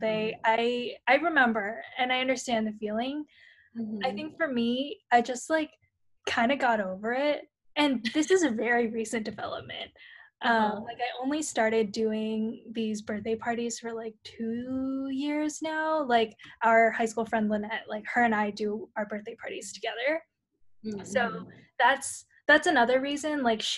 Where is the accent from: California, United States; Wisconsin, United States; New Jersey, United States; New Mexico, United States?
California, United States; San Francisco; moved away; those that I grew up with in San Francisco